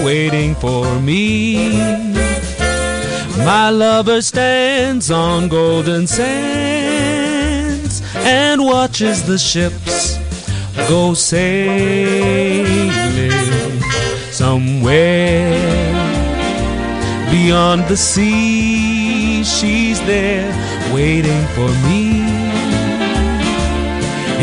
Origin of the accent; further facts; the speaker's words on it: Port Elizabeth, Eastern Cape, South Africa; moved away as an adult; also born or lived in Makhanda, South Africa; now in Johannesburg, South Africa; originally, I'm from Port Elizabeth